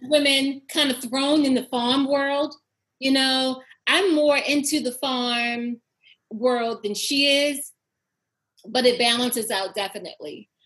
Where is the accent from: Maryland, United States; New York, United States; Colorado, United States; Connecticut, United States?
Maryland, United States; Baltimore; I am born and raised from Baltimore City